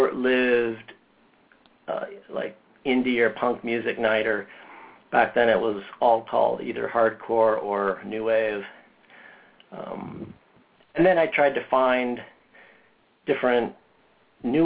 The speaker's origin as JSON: {"language": "English", "town": "Indianapolis", "region": "Indiana", "country": "United States", "said": "I'm from Indianapolis"}